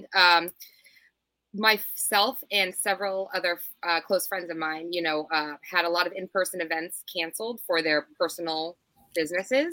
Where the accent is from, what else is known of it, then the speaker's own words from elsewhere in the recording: the South, United States; moved away as an adult; also born or lived in New England; I grew up in the South